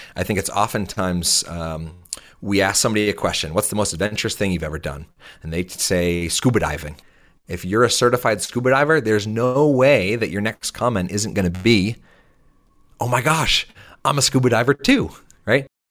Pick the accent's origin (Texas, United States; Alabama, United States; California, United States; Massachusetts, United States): Massachusetts, United States; south of Boston; I grew up just thirty minutes, uh, south of Boston